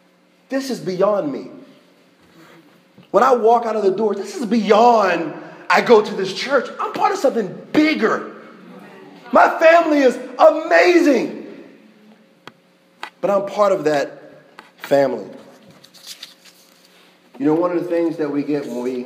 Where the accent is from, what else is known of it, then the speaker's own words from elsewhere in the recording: United States; I'm American.